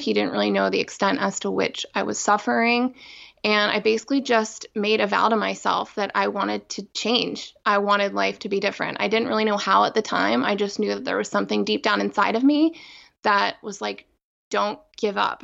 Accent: outside of Philadelphia, Pennsylvania, United States; I grew up outside of Philadelphia

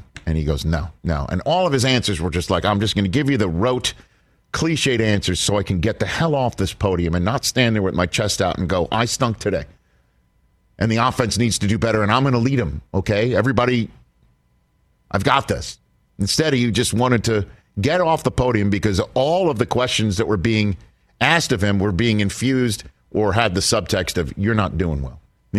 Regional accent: New York City, New York, United States; I grew up in New York City, Staten Island.

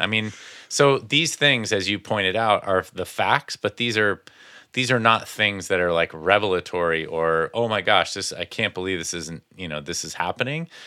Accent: Connecticut, United States; growing up in Connecticut

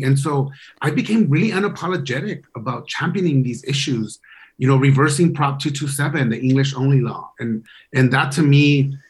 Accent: Los Angeles, California, United States; accent: LA; I'm like, no, that's my LA accent.

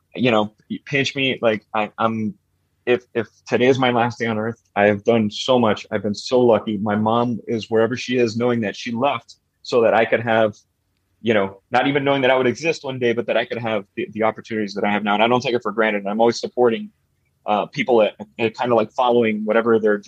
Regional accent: Miami, Florida, United States; born and raised in Miami, Florida

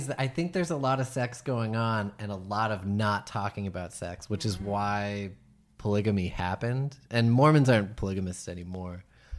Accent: La Grange, Illinois, United States; I'm from Chicago.

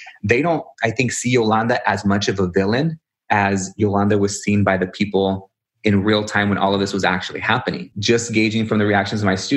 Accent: San Antonio, Texas, United States; first language English; now in San Diego, United States; Growing up in Texas, specifically in San Antonio

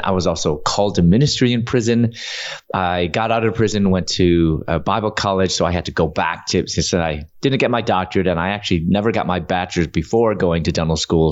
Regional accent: Chicago, Illinois, United States; moved away as an adult; also born or lived in Louisville, Kentucky / Atlanta; I'm originally from Chicago, and I was living in Louisville, Kentucky at that time

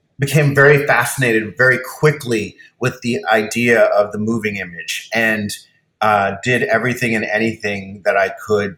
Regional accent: Cayman Islands; I grew up on an island, I grew up in the Cayman Islands on the main island, Grand Cayman

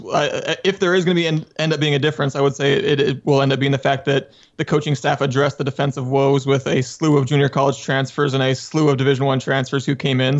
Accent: Southern California, United States; I, I grew up in Southern California

